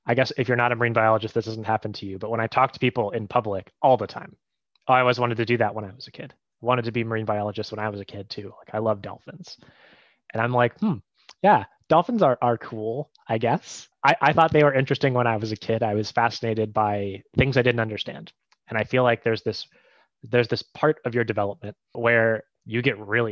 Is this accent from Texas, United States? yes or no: no; Ohio, United States; moved away as an adult; now in Maine, United States; I grew up in Ohio, which is a landlocked state